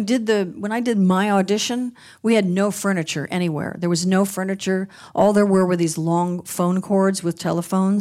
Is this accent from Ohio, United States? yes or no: no; Beverly Hills, California, United States; also born or lived in Westwood, Los Angeles; Growing up in Beverly Hills